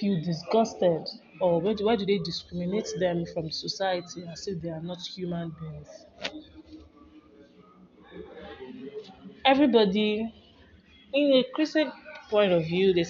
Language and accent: English; Nigeria; now in United States; I'm a Nigerian residing in the US